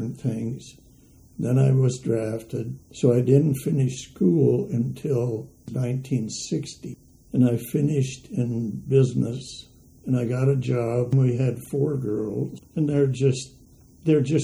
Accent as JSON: {"language": "English", "town": "West Point", "region": "Nebraska", "country": "United States", "tie": "born or raised there", "also_born_or_lived": "Lincoln, Nebraska", "said": "I was born in West Point, Nebraska, Christmas Day, 1933, and small high school, grade school, high school"}